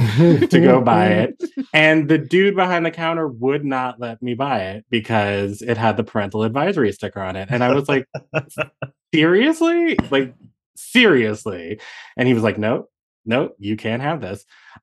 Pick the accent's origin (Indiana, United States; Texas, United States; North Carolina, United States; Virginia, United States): Virginia, United States; I grew up just outside of D.C., in Northern Virginia.